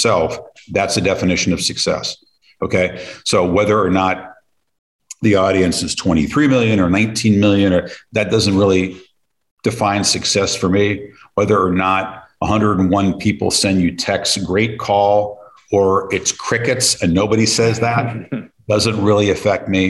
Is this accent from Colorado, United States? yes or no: yes; Colorado, United States; I grew up in Colorado